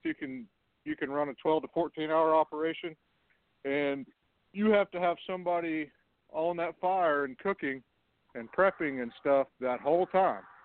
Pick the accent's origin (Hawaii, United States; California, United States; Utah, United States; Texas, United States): Texas, United States; West; now in Carlsbad, United States; I'm out in New Mexico, but I was born and raised in West Texas